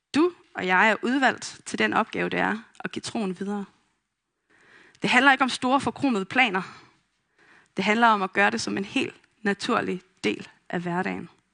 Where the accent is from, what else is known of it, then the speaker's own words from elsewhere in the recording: Vestegnen, Capital Region of Denmark, Denmark; Jeg er vokset op på Vestegnen